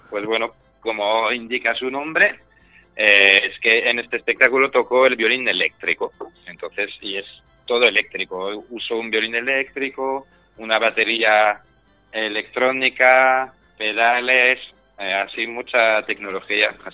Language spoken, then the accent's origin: Spanish; France; now in Spain; Eh, soy francés, pero vamos, de francés me queda poco, me queda que me gusta el queso, que huele mal, y eso es más o menos lo que me queda, porque llevo en España prácticamente la mitad de mi vida.